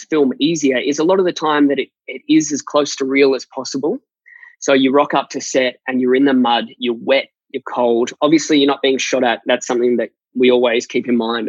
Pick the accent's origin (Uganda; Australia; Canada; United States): Australia; being Australian.